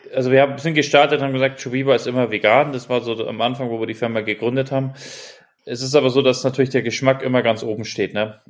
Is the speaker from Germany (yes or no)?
yes; Germany; wir merken das ja auch als Deutsche